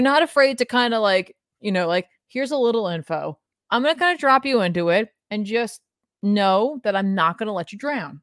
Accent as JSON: {"language": "English", "region": "New Jersey", "country": "United States", "said": "we're from New Jersey. We already have an accent"}